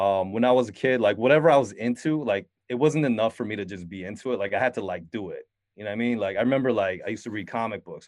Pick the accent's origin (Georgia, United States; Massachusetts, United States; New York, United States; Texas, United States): New York, United States; Syracuse; also born or lived in Queens, New York; I grew up in Syracuse, New York